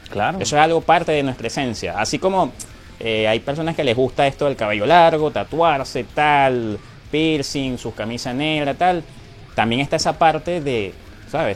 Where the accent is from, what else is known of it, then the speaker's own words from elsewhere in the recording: Venezuela; lo que somos los venezolanos afuera